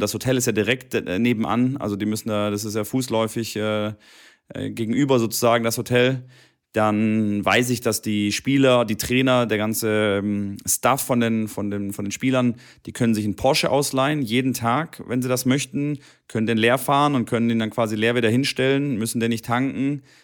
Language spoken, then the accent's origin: German; near Stuttgart, Baden-Württemberg, Germany; Stuttgart ist ja einer meiner quasi nahe meiner Heimatstadt